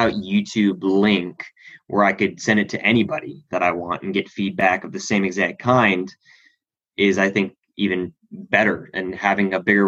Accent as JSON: {"language": "English", "country": "Australia", "lives_now": "United States", "said": "Well, originally, I'm actually from Australia. I have dual citizenship."}